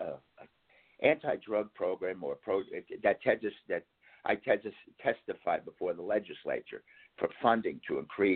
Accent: Bergen County, New Jersey, United States; my suburban town that I grew up in Bergen County

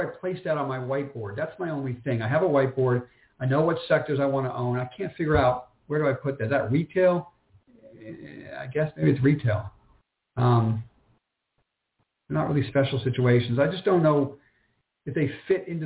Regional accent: New York City, New York, United States; moved away; I'm born and bred in New York, lived in New York for 14 years

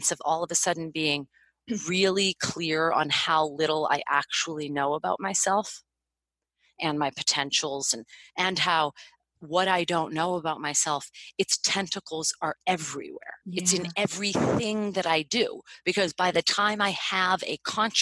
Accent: United States; I was born in America

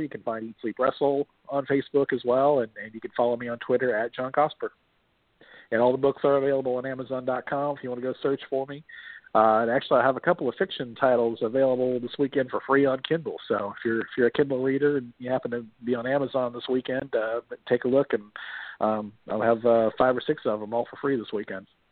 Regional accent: Miami, Florida, United States; also born or lived in Texas; now in Louisville, United States; I was born and raised in Miami

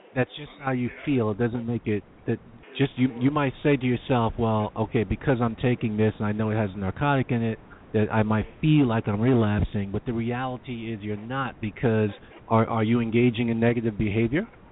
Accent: New York, United States; I'm a New Yorker

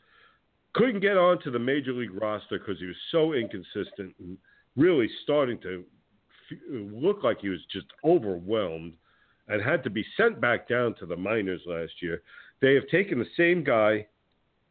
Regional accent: New Jersey, United States; moved away; I am originally from New Jersey

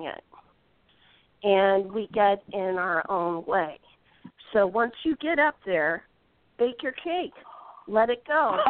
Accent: Indiana, United States; I'm from Indiana

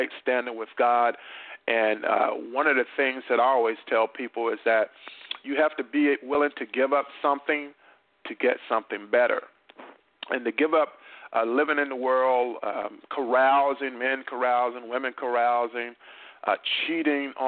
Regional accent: North Carolina, United States; in my hometown in North Carolina

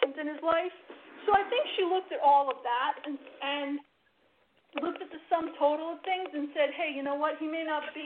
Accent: United States; we as American women

